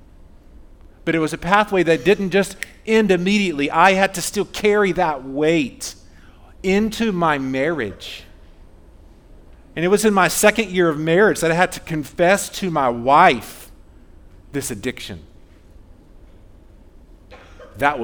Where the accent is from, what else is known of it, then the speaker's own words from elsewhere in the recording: Fayetteville, Georgia, United States; I grew up in Fayetteville, South Atlanta